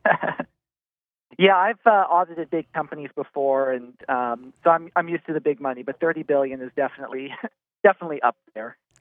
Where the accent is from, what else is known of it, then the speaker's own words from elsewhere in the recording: Washington, District of Columbia, United States; moved away as an adult; now in North Carolina, United States; I'm originally from Washington, D C